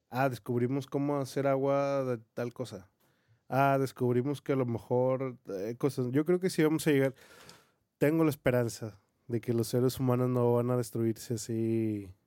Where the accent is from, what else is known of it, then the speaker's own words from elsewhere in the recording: Mexico; somos mexicanos, por cierto, y sabemos muy bien